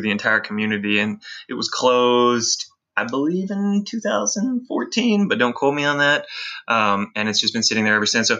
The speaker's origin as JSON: {"language": "English", "area": "the suburbs outside Nashville", "region": "Tennessee", "country": "United States", "tie": "born or raised there", "moved": "as an adult", "lives_now": "Memphis, United States", "said": "My wife and I moved to Memphis in 2007, but I grew up in the burbs outside Nashville"}